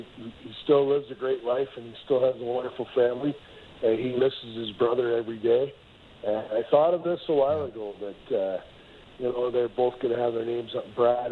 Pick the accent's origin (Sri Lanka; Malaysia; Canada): Canada; Peterborough, Ontario; moved away as an adult; also born or lived in Thunder Bay / Toronto / Winnipeg; now in Las Vegas, United States; I grew up in Peterborough, and when I, you know, when it was time to go to university, I chose to move away.